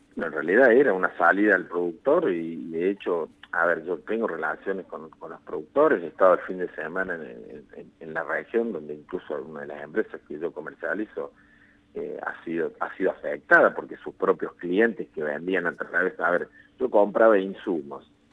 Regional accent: Argentina; como ciudadanos argentinos

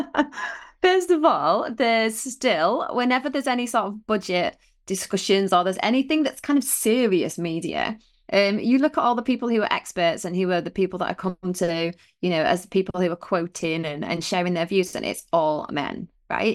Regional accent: Otley, Yorkshire and the Humber, United Kingdom; we lived in Otley, so, you know, we grew up in Otley.

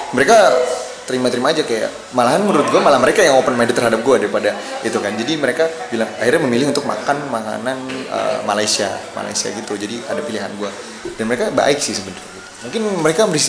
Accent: Indonesia; moved away; gue sendiri orang Indo

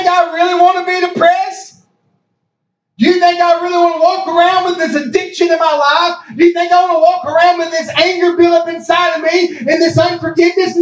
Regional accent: Hopkins County, Kentucky, United States; I was born in Hopkins County

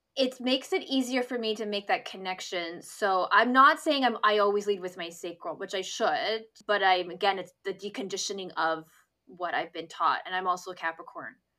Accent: near Toronto, Ontario, Canada; moved away as an adult; also born or lived in east coast of Canada; now in Vancouver, Canada; I was living in my hometown and, uh, um, near Toronto

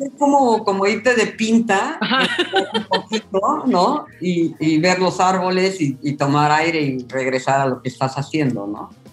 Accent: Oaxaca, Mexico; Yo soy de Oaxaca y los oaxaqueños somos medios obsesivos con nuestros sabores

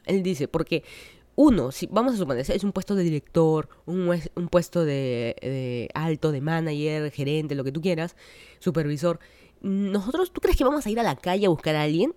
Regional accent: Lima, Peru; moved away as an adult; now in United States; toda mi vida soy de Lima, Perú

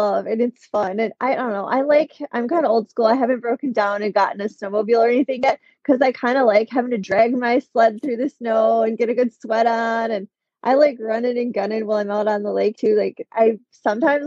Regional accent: near Madison, Wisconsin, United States; also born or lived in Milwaukee, Wisconsin; So I'm from Wisconsin. I'm currently residing here in the Milwaukee area, but I've been kind of in this part of the state most of my life. I grew up closer to Madison.

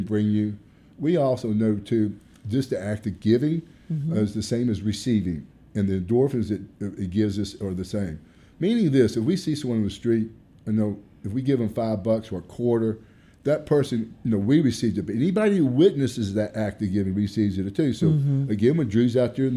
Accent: Arkansas, United States; I'm from Arkansas, Joyner, Arkansas, where my family's originally from

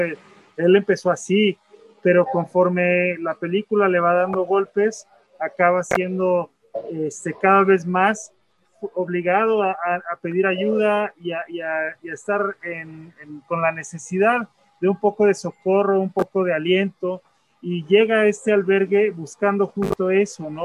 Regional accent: Mexico; now in United States; yo también soy migrante, yo vivo en Estados Unidos, soy mexicano

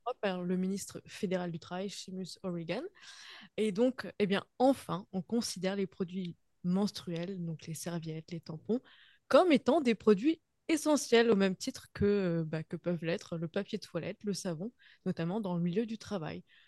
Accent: Normandy, France; now in Halifax, Canada; je suis de Normandie, donc on avait toujours des, du poisson, des crustacés, ce genre de choses.

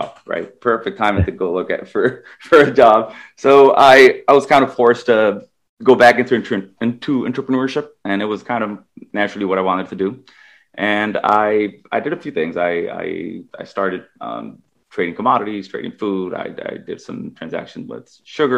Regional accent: Nicaragua; moved away as an adult; now in United States; I grew up in Nicaragua most of my life, at least high school and middle school and all

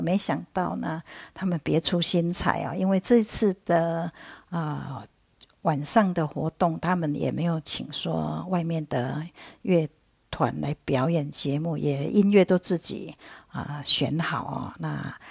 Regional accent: a village in Chiayi, Chiayi County, Taiwan; moved away as an adult; also born or lived in Tainan; now in Australia; 我也不是在台南市长大的，我是到了中学那六年呐，才从嘉义一个乡下到台南念书。那念完书以后呢，就是在出国之前呢，又在台南住了七年

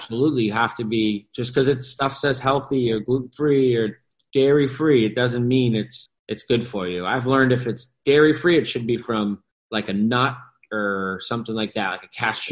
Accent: New England, United States; I grew up in New England

